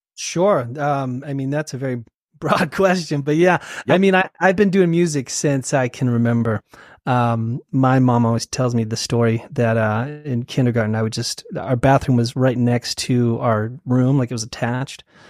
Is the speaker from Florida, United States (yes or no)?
no; Salt Lake City, Utah, United States; also born or lived in Sacramento, California; I was born in Salt Lake, and then uh, we moved to California and uh, Sacramento when I was uh, two years old. Uh huh. So I lived in Sacramento for a while and um, moved back to Salt Lake um, when I was in middle school and high school